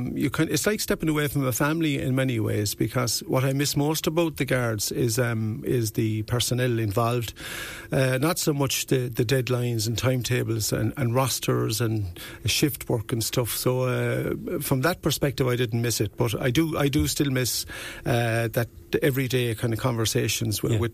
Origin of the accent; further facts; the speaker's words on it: Youghal, Munster, Ireland; now in Wexford, Ireland; I came from Youghal, County Cork.